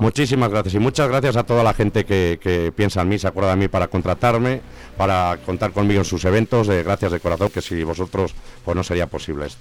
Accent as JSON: {"language": "Spanish", "area": "Zamora", "region": "Castile and León", "country": "Spain", "also_born_or_lived": "London", "said": "el paisano zamorano"}